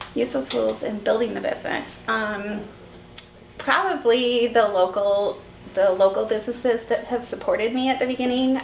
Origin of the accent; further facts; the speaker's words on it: Battle Creek, Michigan, United States; also born or lived in Mount Pleasant, Michigan / Flint, Michigan; born and raised in Battle Creek